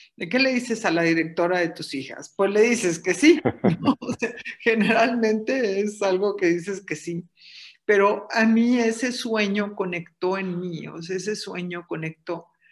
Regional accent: Mexico; yo soy eh, una mexicana más, amante de los pueblos originarios de este gran país

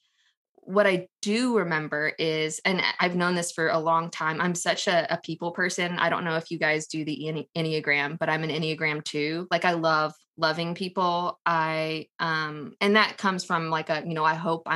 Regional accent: Texas, United States; I'm a born and raised Texan, have been in Texas my entire life

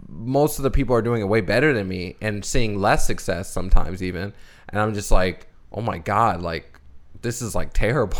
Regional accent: Bowie, Maryland, United States; accent: slight Southern twang; moved away as an adult; now in Southern California, United States; we grew up in Bowie, Maryland, too

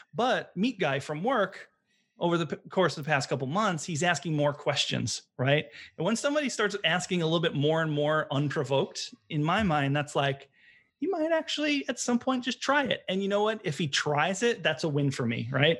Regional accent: Long Island, New York, United States; moved away as an adult; also born or lived in Bay Area, California; now in Providence, United States; I'm from Long Island, New York, moved to Providence, Rhode Island for college

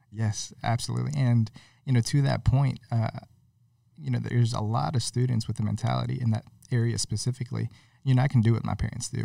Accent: Bayou La Batre, Alabama, United States; also born or lived in California / Mobile, Alabama; we moved to Alabama when I was six.

